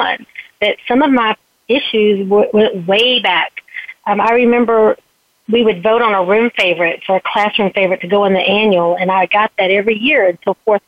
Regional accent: Southeast Texas, United States; I was born in Southeast Texas

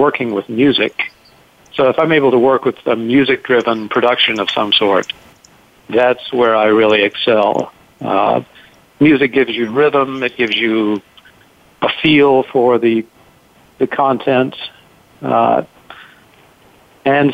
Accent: South Carolina, United States; moved away; I grew up in South Carolina

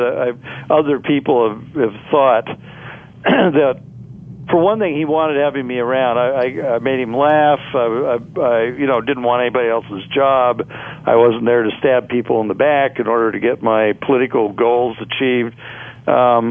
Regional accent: Oregon, United States; I come from Oregon

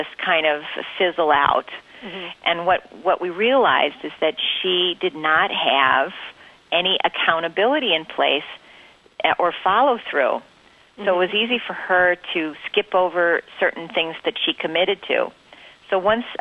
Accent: Winsted, Connecticut, United States; I grew up in Connecticut

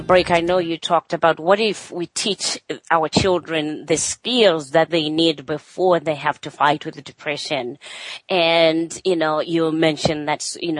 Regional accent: Zimbabwe; English is a second language; moved away as an adult; I'm from Zimbabwe, which is African, background.

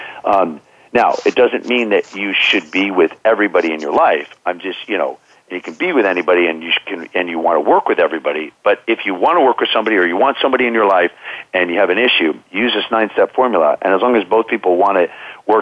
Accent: Bethesda, Maryland, United States; I grew up in Bethesda, Maryland.

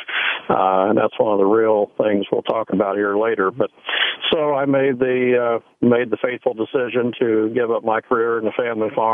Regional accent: Missouri, United States; I'm from the Show Me State of Missouri

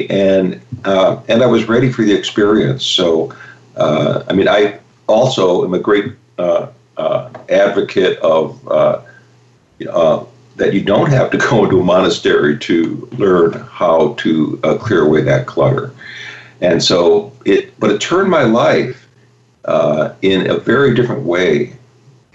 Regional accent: Chicago, Illinois, United States; I grew up in Chicago

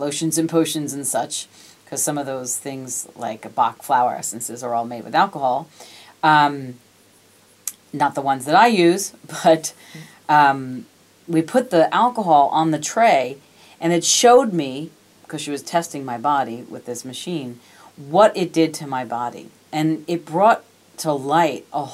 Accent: New York, United States; I was born and raised in New York

